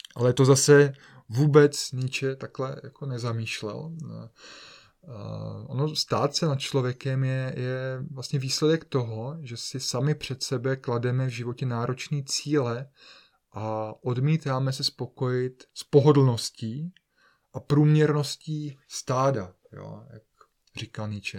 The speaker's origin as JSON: {"language": "Czech", "region": "Bohemia", "country": "Czechia", "tie": "born or raised there", "said": "jsem se narodil v Čechách"}